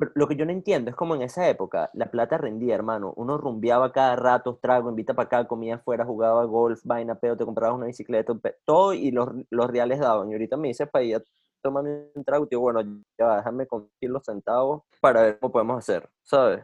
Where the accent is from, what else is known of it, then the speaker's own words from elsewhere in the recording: Venezuela; now in United States; yo, yo soy venezolano